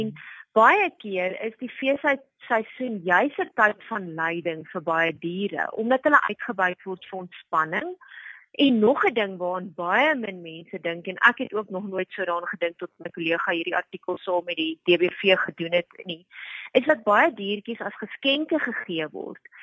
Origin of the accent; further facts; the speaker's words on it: South Africa; vir my as Suid-Afrikaner